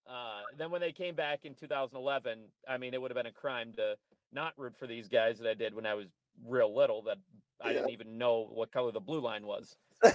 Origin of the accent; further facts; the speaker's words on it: Pittsburgh, Pennsylvania, United States; now in Wisconsin, United States; Well, I was born in Pittsburgh.